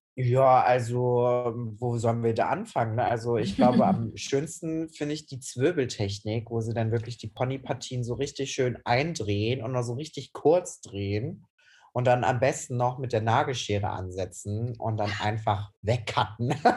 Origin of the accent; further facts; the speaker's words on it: Cologne, North Rhine-Westphalia, Germany; ich bin 26 Jahre alt, ich bin aus Köln und ich bin leidenschaftlicher Friseur